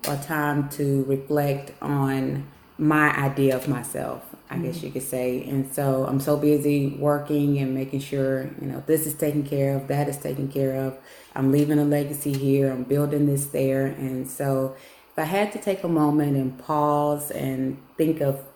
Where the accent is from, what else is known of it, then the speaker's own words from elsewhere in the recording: Alabama, United States; also born or lived in Biloxi, Mississippi / Gulf Coast / Marion, Louisiana; now in Monroe, United States; I was born in Biloxi, raised in Alabama